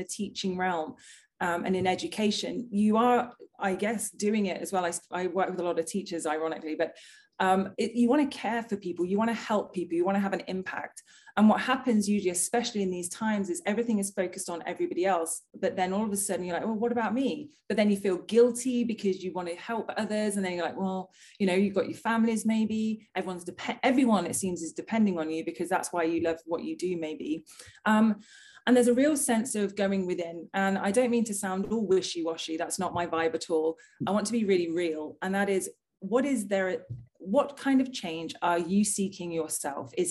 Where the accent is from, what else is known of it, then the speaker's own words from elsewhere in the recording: United Kingdom; moved away as an adult; also born or lived in London; now in Australia; I am a Brit in Australia.